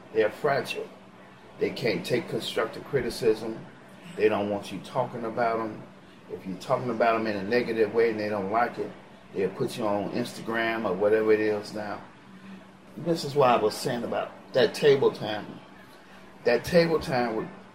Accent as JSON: {"language": "English", "town": "Chicago", "region": "Illinois", "country": "United States", "moved": "as an adult", "said": "bring my stepchildren down here to give them a better life than what I had in Chicago"}